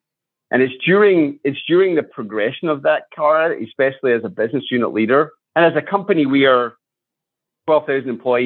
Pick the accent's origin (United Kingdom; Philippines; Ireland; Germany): United Kingdom; Scotland; moved away as an adult; now in United States; I was born in Scotland. I grew up there, went to school there.